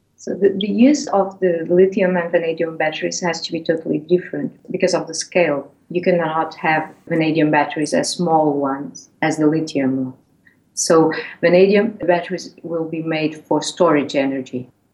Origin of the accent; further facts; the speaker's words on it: Portugal; moved away as an adult; now in Hull, United Kingdom; I'm original from Portugal, so I studied in Lisbon